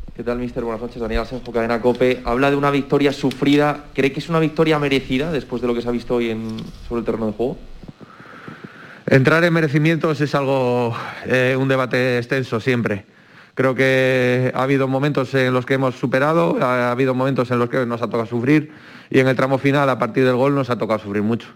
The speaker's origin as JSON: {"language": "Spanish", "region": "Asturias", "country": "Spain", "moved": "yes", "said": "como decimos en mi tierra, en Asturias"}